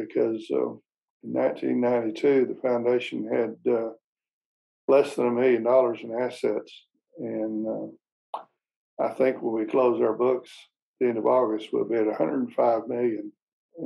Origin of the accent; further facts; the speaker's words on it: Arkansas, United States; I was born in Arkansas, grew up, was a pastor's son